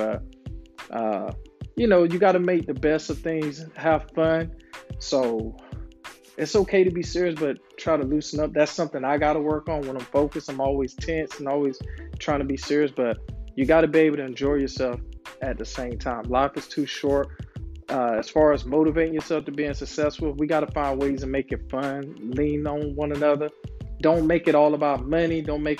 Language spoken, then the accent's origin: English; Florida, United States; moved away; I was like the only Kobe fan back home because I was from Florida.